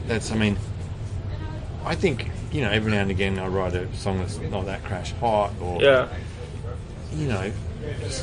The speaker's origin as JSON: {"language": "English", "region": "Western Australia", "country": "Australia", "said": "we're from West Australia"}